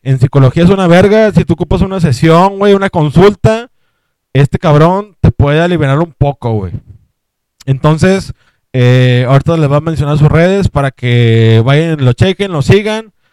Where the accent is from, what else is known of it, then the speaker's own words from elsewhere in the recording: Monterrey, Nuevo León, Mexico; somos de Monterrey